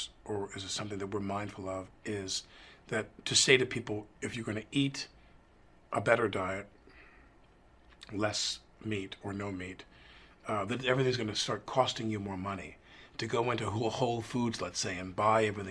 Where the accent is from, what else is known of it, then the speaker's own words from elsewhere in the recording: New York, United States; I grew up in New York where you turned on, I still drink New York City tap water